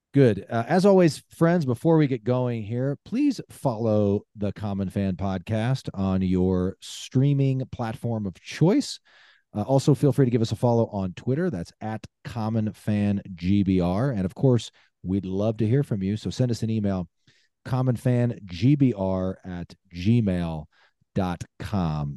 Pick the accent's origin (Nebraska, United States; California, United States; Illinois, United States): Nebraska, United States; Lincoln; moved away; I grew up in Lincoln, born and raised, uh, don't currently live there. I live out of state